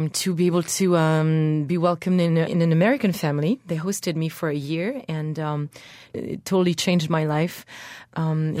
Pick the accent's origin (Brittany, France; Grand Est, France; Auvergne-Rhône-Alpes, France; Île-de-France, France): Brittany, France; born or raised there; English is a second language